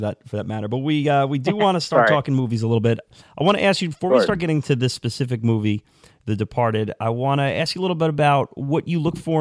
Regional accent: New York, United States; Born and raised in New York

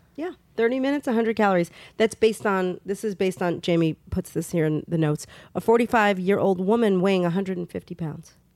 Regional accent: New York, United States; As a New Yorker

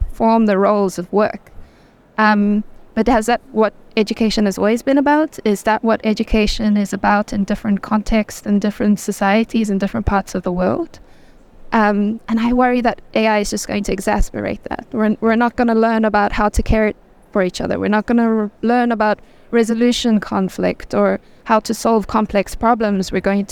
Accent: South Africa; I'm from South Africa, so I'm from a developing country.

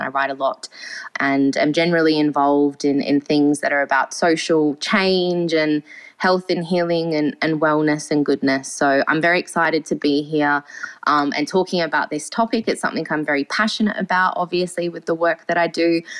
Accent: Australia; accent: Aussie; You could probably tell from my accent, I'm an Aussie.

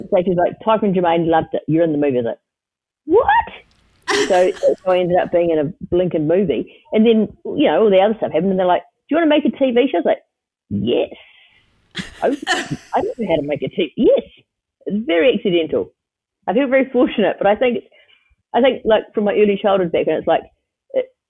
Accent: Wellington, New Zealand; I grew up in Miramar, which is right near the airport in Wellington

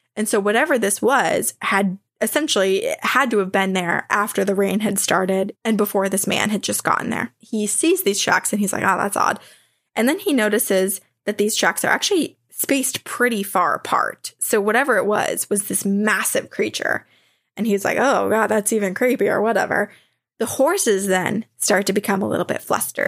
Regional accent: Vermont, United States; where I grew up in Vermont

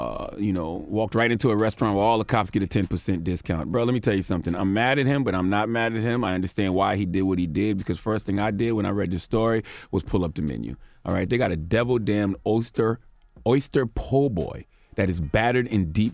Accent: Moncks Corner, South Carolina, United States; I'm from Monk's Corner, South Carolina, so that low country diet is in me

